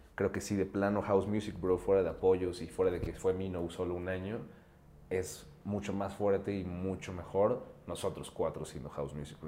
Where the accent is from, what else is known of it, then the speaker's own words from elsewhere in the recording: Mexico City, Mexico; soy un DJ productor de aquí en la Ciudad de México